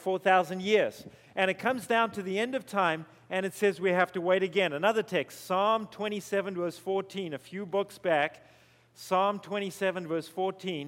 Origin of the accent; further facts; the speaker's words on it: Zimbabwe; moved away; also born or lived in South Africa; you're going to hear a strange accent while I'm up here. That's because I was born in Zimbabwe